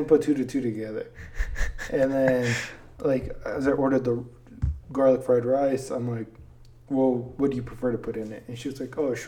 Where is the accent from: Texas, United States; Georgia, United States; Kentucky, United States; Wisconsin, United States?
Texas, United States; now in Wichita, United States; I'm from Texas